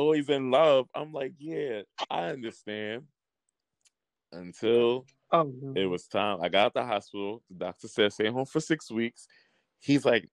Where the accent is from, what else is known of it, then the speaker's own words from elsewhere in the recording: New York City, New York, United States; accent: New York; I'm from Jamaica, Queens, New York.